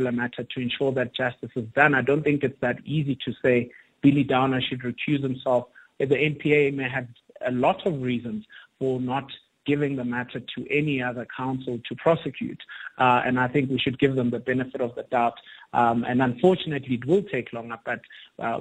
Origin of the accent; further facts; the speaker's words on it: South Africa; as a South African